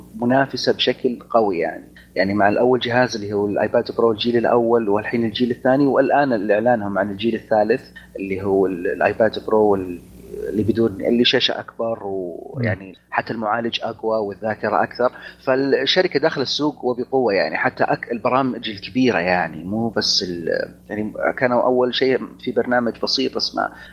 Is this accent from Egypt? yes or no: no; Saudi Arabia; عندنا بالسعوديه